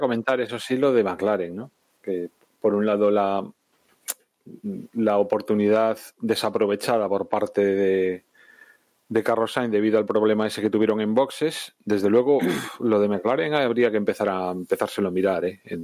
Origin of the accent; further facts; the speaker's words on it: Spain; España somos primos hermanos